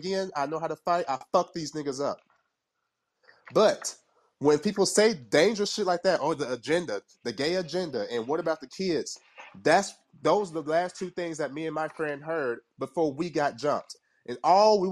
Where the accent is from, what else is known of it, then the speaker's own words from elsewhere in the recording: Kingston, Jamaica; I'm from Kingston, Jamaica, the hood